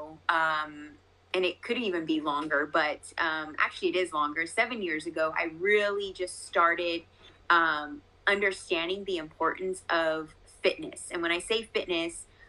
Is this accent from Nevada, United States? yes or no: yes; Las Vegas, Nevada, United States; So I am born and raised in Las Vegas, still my home.